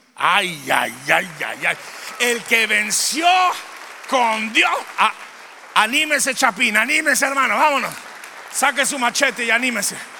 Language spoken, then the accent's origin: Spanish; Durango, Mexico; Soy de Durango.